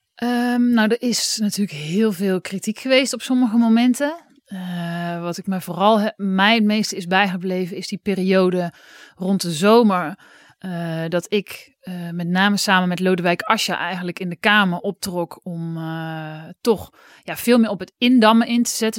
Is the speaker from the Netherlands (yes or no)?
yes; Oss, North Brabant, Netherlands; in Os, waar ik vandaan kwam